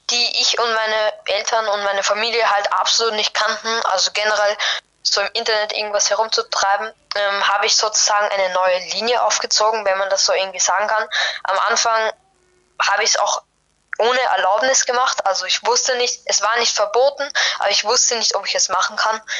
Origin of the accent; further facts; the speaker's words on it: Vienna, Austria; Ich komme aus Wien, aus Österreich. Eventuell merkt man das auch ein bisschen an meinem Akzent.